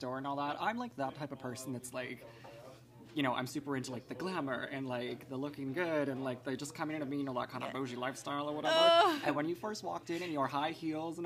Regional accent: Maple Ridge, British Columbia, Canada; I am born and raised in Maple Ridge, so I've been in the same house for 25 years.

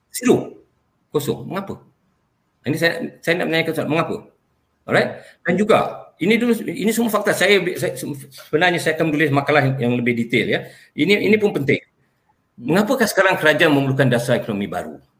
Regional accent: Malaysia; first language Malay; Saya ini anak watan Malaysia. Hmm. Saya lahir di sini.

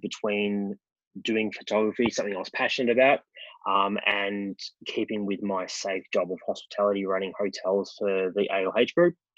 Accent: Melbourne, Victoria, Australia; I grew up in Melbourne, um, in the western suburbs

